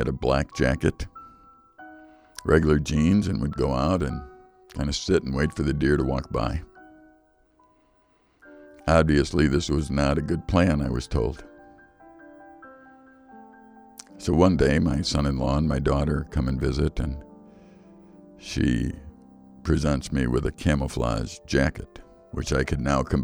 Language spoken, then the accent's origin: English; Chicago, Illinois, United States; moved away; I grew up in Chicago